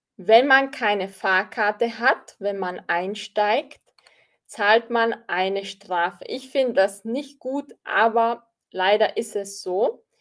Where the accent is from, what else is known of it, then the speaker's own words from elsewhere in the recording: Austria; Ich bin aus Österreich